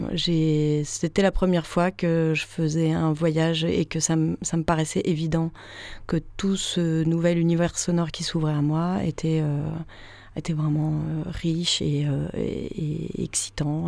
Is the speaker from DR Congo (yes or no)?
no; Paris, Île-de-France, France; J'ai grandi à Paris